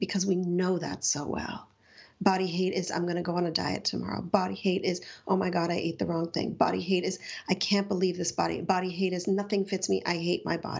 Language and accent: English; Montreal, Quebec, Canada; I grew up in Montreal